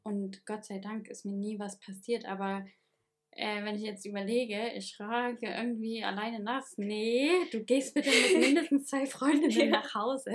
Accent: Germany; moved away as an adult; now in France; als Deutscher, der jetzt nur Grundkurs Französisch hat

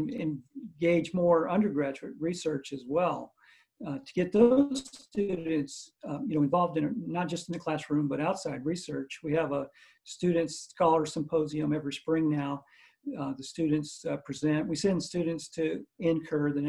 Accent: Missouri, United States; now in Pensacola, United States; I grew up in Missouri

